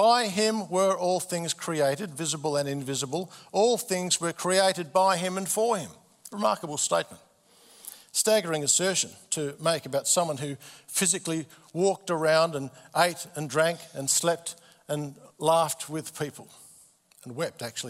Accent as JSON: {"language": "English", "town": "Adelaide", "region": "South Australia", "country": "Australia", "tie": "born or raised there", "said": "March 1967, I was born in Adelaide."}